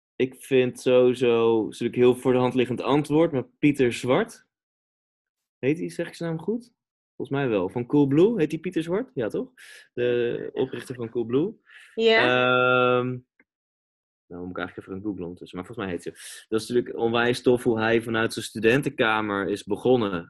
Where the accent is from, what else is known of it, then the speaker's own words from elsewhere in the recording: Amersfoort, Utrecht, Netherlands; moved away as an adult; also born or lived in Reeuwijk / Gouda; now in Amsterdam, Netherlands; Amersfoort is wel de plek waar ik eh, ben opgegroeid